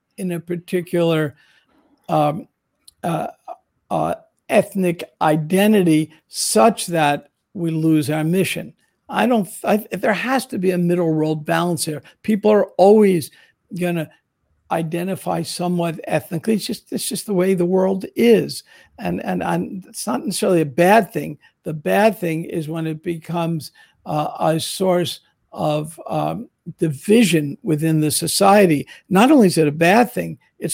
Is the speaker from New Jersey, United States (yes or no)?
yes; New Jersey, United States; I'm from a Jewish New Jersey community